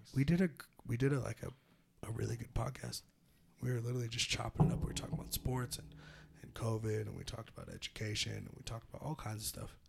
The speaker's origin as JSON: {"language": "English", "town": "Petaluma", "region": "California", "country": "United States", "tie": "born or raised there", "said": "growing up in Petaluma"}